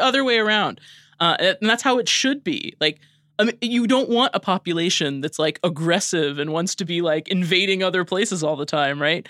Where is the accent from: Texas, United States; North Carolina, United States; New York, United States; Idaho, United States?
Idaho, United States; moved away; I grew up in Idaho